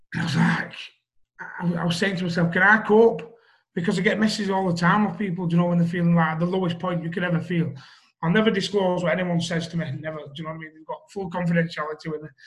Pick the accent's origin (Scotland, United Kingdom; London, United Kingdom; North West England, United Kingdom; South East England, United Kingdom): North West England, United Kingdom; Wigan; I'm from Wigan